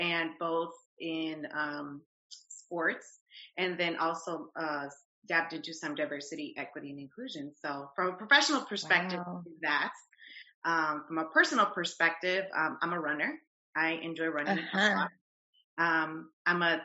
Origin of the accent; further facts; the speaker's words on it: Los Angeles, California, United States; moved away as an adult; also born or lived in Santa Barbara, California; now in Atlanta, United States; I'm originally from Los Angeles, California. I currently live in Atlanta, Georgia. My career brought me here, but most of my childhood has been in Los Angeles